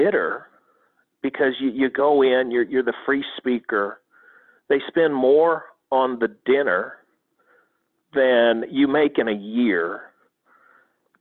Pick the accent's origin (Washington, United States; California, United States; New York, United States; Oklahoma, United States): Oklahoma, United States; Corn; I'm from Corn, Oklahoma. I mean, there's 503 people out here.